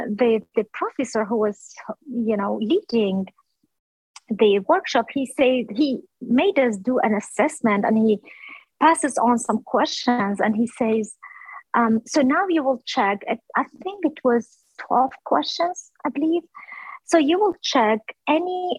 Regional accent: Erbil, Kurdistan Region, Iraq; moved away as an adult; now in Virginia, United States; I'm originally from Kurdistan, from the city of Erbil, which is the capital of the southern Kurdistan

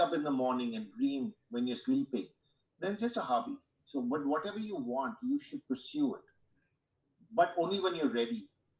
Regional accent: Mumbai, Maharashtra, India; I grew up in Mumbai in the 60s.

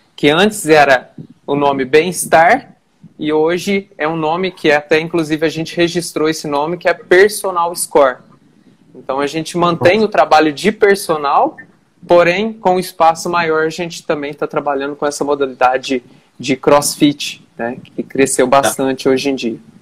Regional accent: Boa Esperança, Minas Gerais, Brazil; also born or lived in Campo do Meio, Minas Gerais; now in Varginha, Brazil; eu nasci em Campo do Meio, uma cidade bem pequenininha. É, passei a morar em Boa Esperança com meu pai e hoje, atualmente, estou em Varginha, Minas Gerais

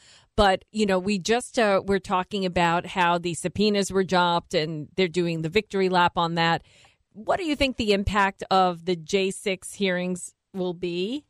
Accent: Brooklyn, New York, United States; So, I'm a New Yorker in my heart originally. And I can brawl. I could go total Brooklyn.

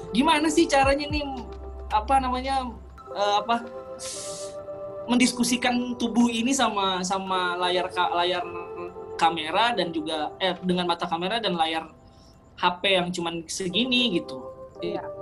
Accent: Sampit, Central Kalimantan, Indonesia; waktu itu aku benar-benar udah terkunci di di Sampit di kampung aku di Kalimantan Tengah gitu

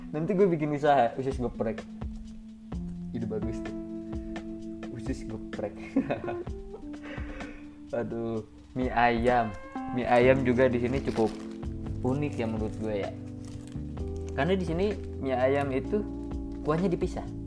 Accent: Java, Indonesia; moved away as an adult; also born or lived in Pangandaran; now in Bengkulu, Indonesia; Setelah gue 3 bulan berada jauh dari rumah gue Itu di daerah Pulau Jawa lah sekarang gue di sini di Bengkulu

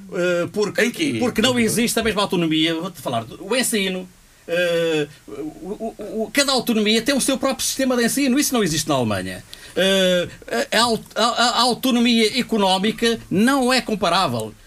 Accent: Portugal; Sou português

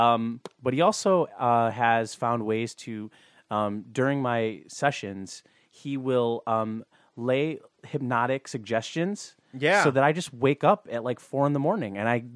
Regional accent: Montclair, New Jersey, United States; there is a CrossFit gym in my hometown of Montclair.

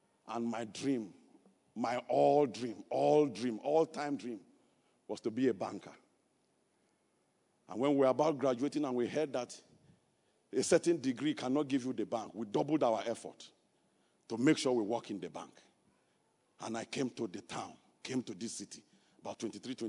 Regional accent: Kogi, Nigeria; moved away; I am from Kogi State. I am not from Niger State

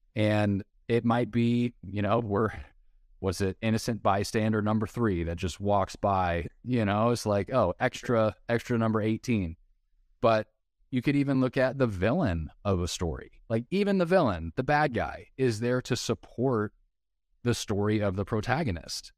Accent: Southern California, United States; moved away as an adult; now in Nashville, United States; I grew up in Southern California, went to the University of Southern California, U S C, which was my dream school

